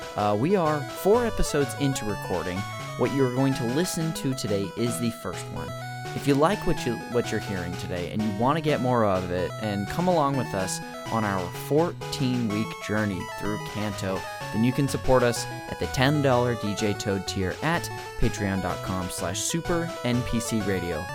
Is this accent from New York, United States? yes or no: no; Modesto, California, United States; this church we went to growing up in Modesto